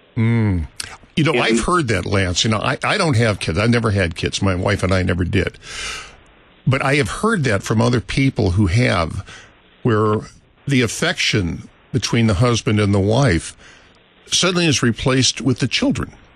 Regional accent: St. Louis, Missouri, United States; I grew up here in St. Louis. It was my hometown

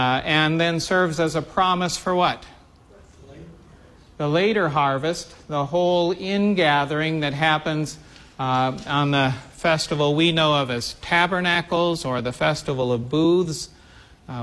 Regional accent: the Midwest, central Illinois, United States; growing up in the Midwest

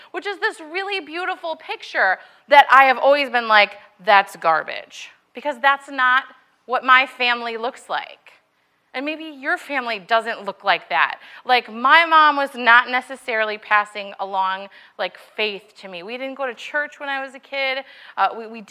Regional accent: Milwaukee, Wisconsin, United States; I grew up in Milwaukee, Wisconsin

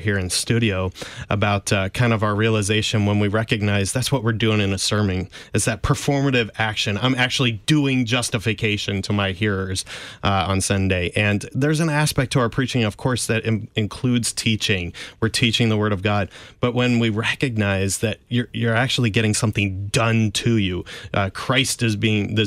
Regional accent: St. Louis, Missouri, United States; I'm from South St. Louis.

